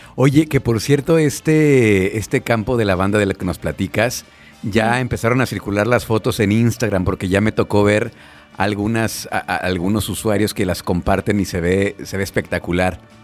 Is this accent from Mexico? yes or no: yes; Irapuato, Guanajuato, Mexico; moved away; yo soy de Irapuato y cada fin de semana voy por Irapuato